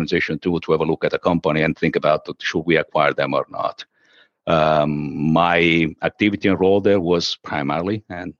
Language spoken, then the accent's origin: English; Sicily, Italy; moved away as an adult; now in Rome, Italy; I moved from my hometown in my dear Sicily to Rome, where I still live